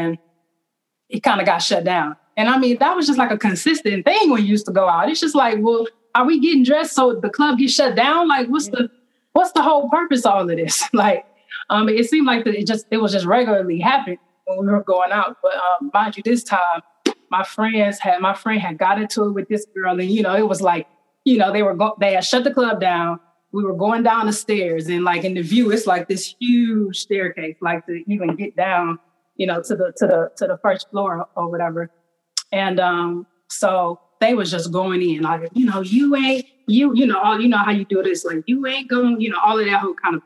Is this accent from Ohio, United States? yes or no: yes; East Cleveland, Ohio, United States; growing up in East Cleveland